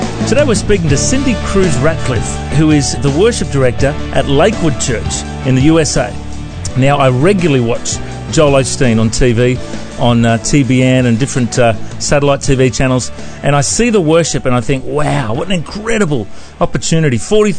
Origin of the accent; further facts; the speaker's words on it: Australia; Do you like us Aussies?